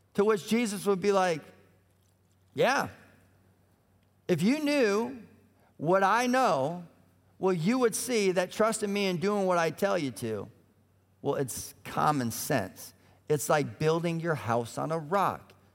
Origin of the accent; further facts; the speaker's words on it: Colorado, United States; also born or lived in Minneapolis; now in Indianapolis, United States; I grew up in Colorado